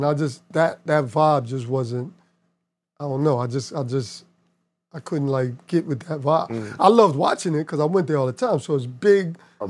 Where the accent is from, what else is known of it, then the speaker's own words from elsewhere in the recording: New York, United States; I'm from New York.